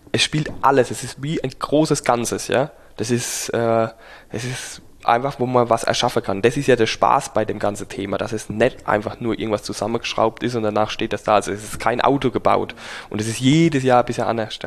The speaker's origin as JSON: {"language": "German", "region": "Rhineland-Palatinate", "country": "Germany", "said": "wir sind Pfälzer, Pfälzer Trinkkultur einfach"}